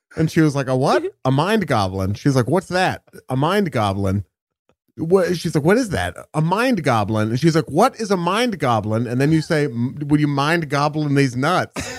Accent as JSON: {"language": "English", "town": "Beaverton", "region": "Oregon", "country": "United States", "tie": "born or raised there"}